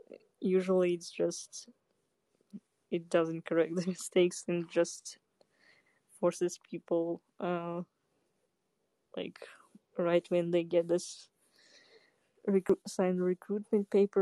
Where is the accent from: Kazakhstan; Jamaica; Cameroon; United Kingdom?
Kazakhstan; moved away; also born or lived in Russia; No, I was born in Kazakhstan, but I lived yeah, in Russia.